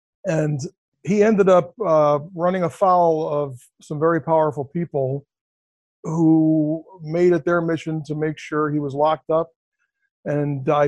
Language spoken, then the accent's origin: English; Cleveland, Ohio, United States; I grew up in Cleveland, Ohio, which is pretty rough.